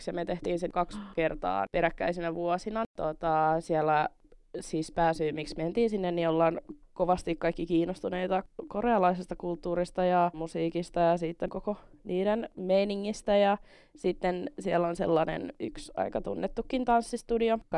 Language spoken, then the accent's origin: Finnish; Helsinki, Uusimaa, Finland; mä oon Helsingistä.